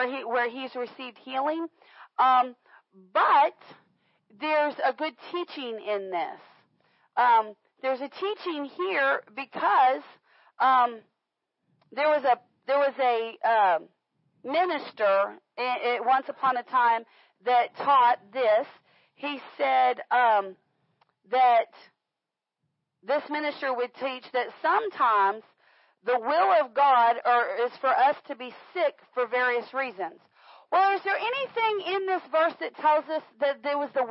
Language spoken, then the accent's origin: English; Florida, United States; moved away; I grew up in Florida